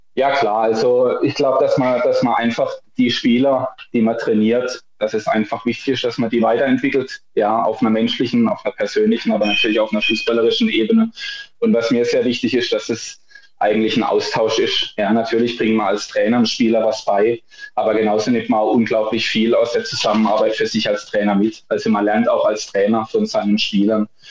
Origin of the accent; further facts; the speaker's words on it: Rastatt, Baden-Württemberg, Germany; also born or lived in Darmstadt; Ich komme ursprünglich aus Rastatt